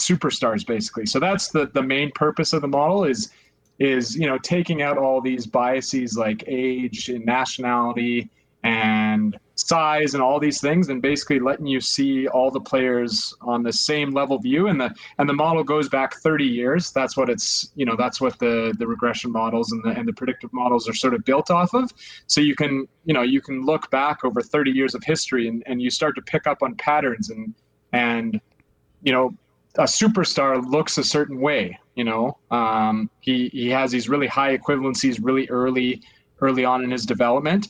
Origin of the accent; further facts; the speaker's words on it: Calgary, Alberta, Canada; I'm from Canada. I'm from Calgary. So, I mean, it's kind of, you know, you're born into it, basically. Kind of grew up a hockey fan